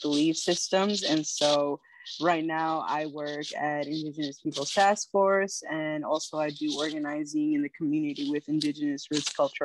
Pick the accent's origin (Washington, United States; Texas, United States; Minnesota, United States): Minnesota, United States; Minneapolis; also born or lived in California; I reside here in the Twin Cities